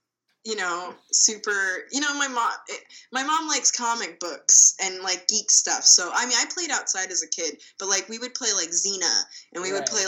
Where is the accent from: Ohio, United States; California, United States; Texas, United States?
California, United States; Orange County; I'm from Orange County